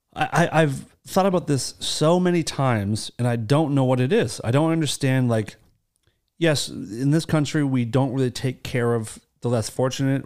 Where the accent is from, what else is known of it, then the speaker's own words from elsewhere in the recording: United States; I'm very proud of being from America.